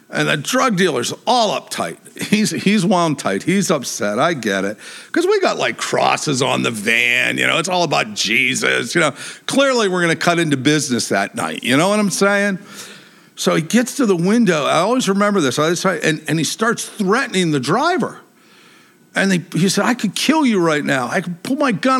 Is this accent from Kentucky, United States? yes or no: no; Pittsburgh, Pennsylvania, United States; moved away; I grew up in Pittsburgh, Pennsylvania